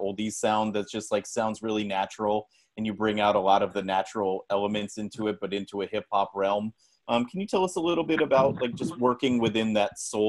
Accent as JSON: {"language": "English", "town": "San Jose", "region": "California", "country": "United States", "tie": "born or raised there", "said": "We're from San Jose"}